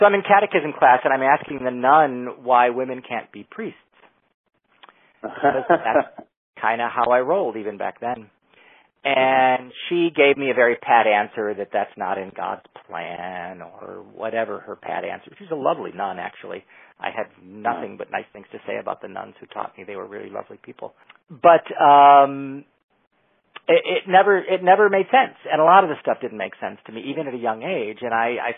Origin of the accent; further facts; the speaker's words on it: Chicago, Illinois, United States; moved away as an adult; also born or lived in Los Angeles; now in San Francisco, United States; I grew up in Chicago, Illinois